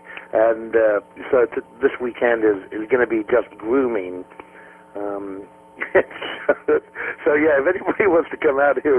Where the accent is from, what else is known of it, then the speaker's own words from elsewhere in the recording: Ireland; moved away as an adult; also born or lived in Australia / New Zealand / Spain / England; now in United States; I grew up in Ireland